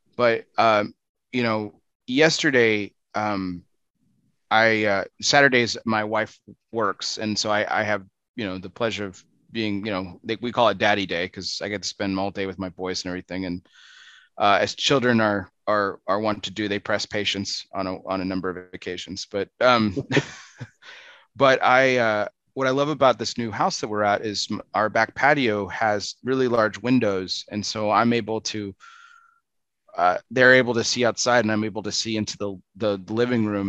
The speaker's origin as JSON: {"language": "English", "region": "Texas", "country": "United States", "tie": "born or raised there", "said": "I'm from Texas, born and raised"}